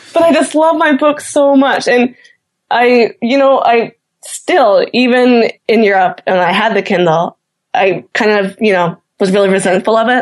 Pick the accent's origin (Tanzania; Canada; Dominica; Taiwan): Canada; Newfoundland and Labrador; as a Newfoundlander